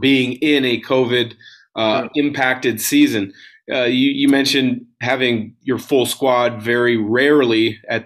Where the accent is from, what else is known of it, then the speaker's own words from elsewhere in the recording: West Coast, United States; I'm from the West Coast